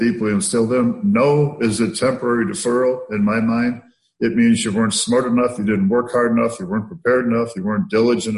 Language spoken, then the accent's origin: English; Iowa, United States; It was just my mom and I living in the middle of 140 acres in the middle of nowhere, Iowa. And we didn't have any money. I grew up real poor